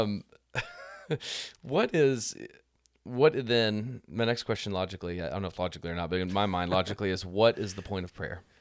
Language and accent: English; United States; as American Christians